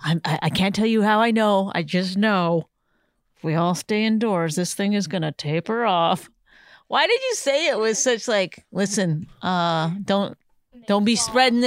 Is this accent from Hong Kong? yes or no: no; Canada; I'm Canadian. I didn't grow up here.